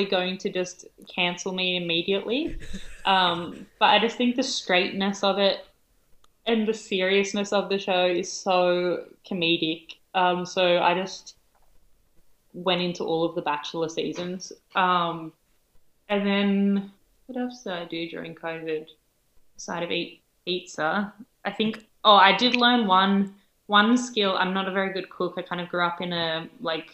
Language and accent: English; Helensburgh, New South Wales, Australia; my hometown, like in Helensburg